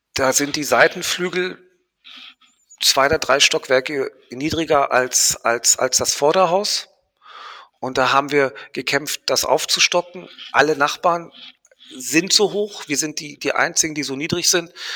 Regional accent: Marbella, Andalusia, Spain; now in Berlin, Germany; Ich bin ja in Spanien groß geworden

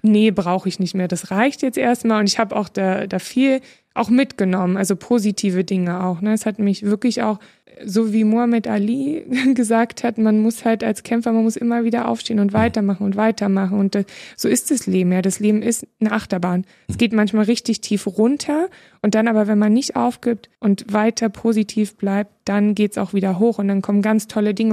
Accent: Berlin, Germany; ist ja meine Heimat. Ich bin ja Urberlinerin

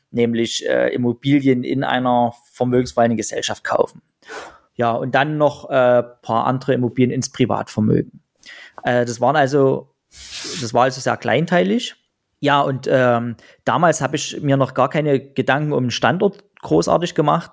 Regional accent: Pirna, Saxony, Germany; in Pirna, in meiner Heimatstadt und in Dresden

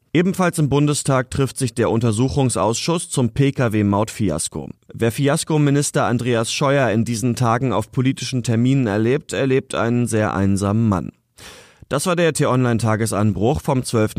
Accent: Germany; bei uns in Deutschland

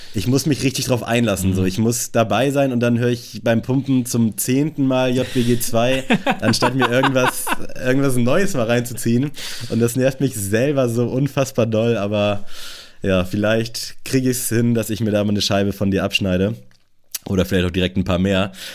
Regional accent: Germany; als Deutscher

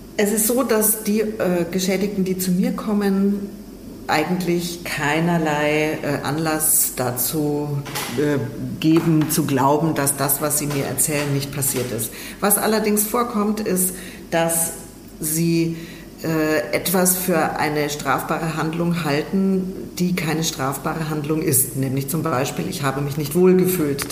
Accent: Germany; bei uns in Deutschland äh, bzw. in Europa

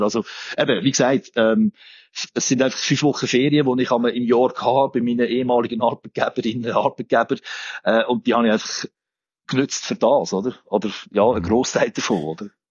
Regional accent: Olten, Solothurn, Switzerland; moved away; ich bin ursprünglich aus Olten

